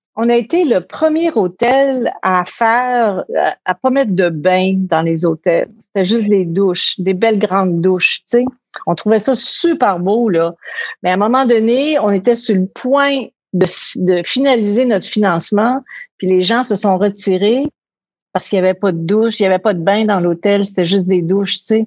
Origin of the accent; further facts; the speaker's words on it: Quebec City, Quebec, Canada; on était à Québec, on vivait à Québec, de Québec